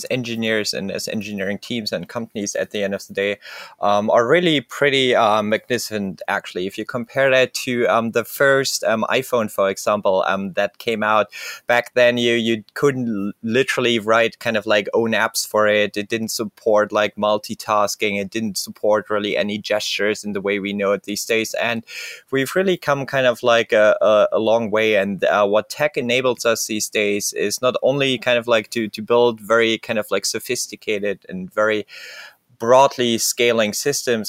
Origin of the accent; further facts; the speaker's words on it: Berlin, Germany; I'm originally actually from Berlin in Germany